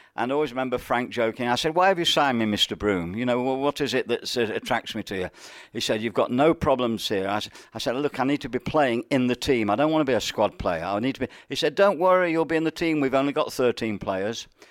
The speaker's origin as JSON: {"language": "English", "town": "Nottingham", "region": "East Midlands", "country": "United Kingdom", "tie": "born or raised there", "said": "I was a Nottinghamian, and I grew up in Nottingham, went to the grammar school there"}